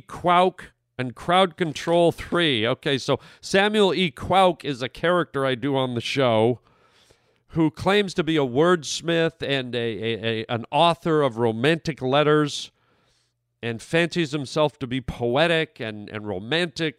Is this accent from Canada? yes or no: yes; Canada; moved away; my home country of Canada